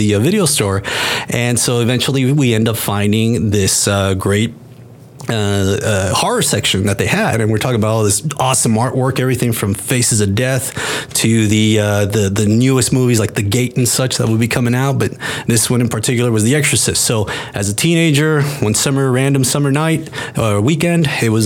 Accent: Eagle Pass, Texas, United States; also born or lived in Mexico; originally I'm from Mexico, and I grew up in, on the border, a little town called Eagle Pass

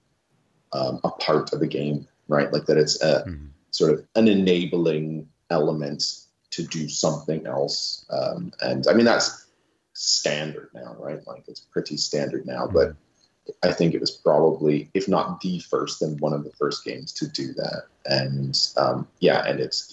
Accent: New Brunswick, Canada; moved away; I'm from New Brunswick, the east coast of Canada

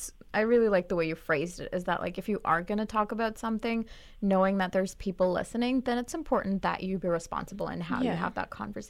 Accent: Pakistan; also born or lived in Middle East; like that in terms of my Pakistani identity, right? Like, I've always struggled with it so much because growing up in the Middle East, I always tried to erase that part of myself.

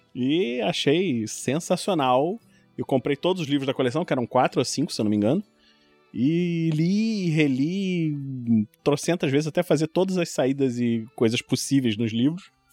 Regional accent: Rio de Janeiro, Brazil; also born or lived in São Paulo; moro no Rio de Janeiro, nascido e criado no Rio

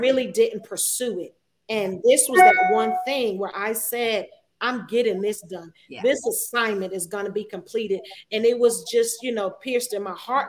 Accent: New Jersey, United States; moved away as an adult; also born or lived in Virginia Beach, Virginia; I'm from Jersey. Mm-hmm. I am a Jersey girl at heart. Um, I went to the famous Eastside High School.

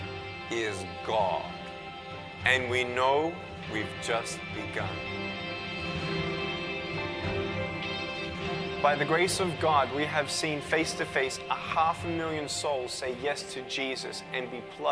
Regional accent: Melbourne, Victoria, Australia; I was born in Melbourne, Australia, 1982

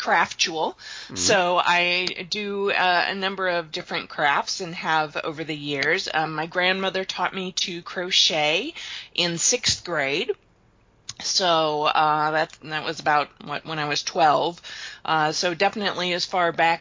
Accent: Kansas City, United States; In Kansas City. I've lived here since I was 3.

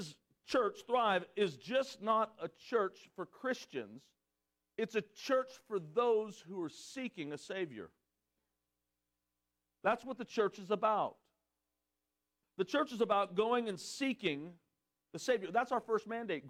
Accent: California, United States; I'm from California

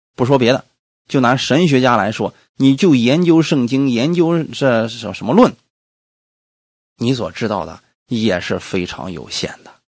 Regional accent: China; 我们中国人一年下来平均三个人能看一本书吧

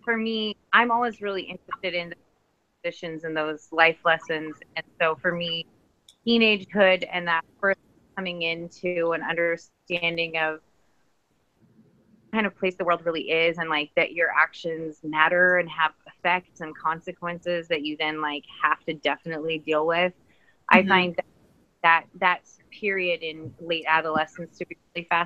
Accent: California, United States; being Californian

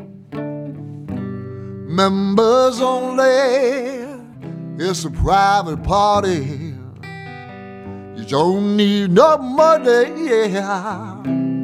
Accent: Hamilton, Ohio, United States; now in Detroit, United States; I grew up in Hamilton, Ohio, which is between Cincinnati and Dayton.

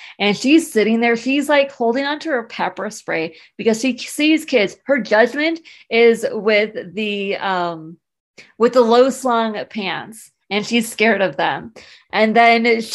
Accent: San Diego, California, United States; I grew up in San Diego.

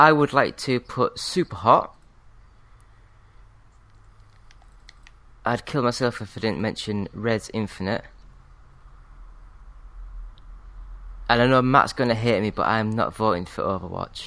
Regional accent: Yorkshire and the Humber, United Kingdom; I'm from Yorkshire.

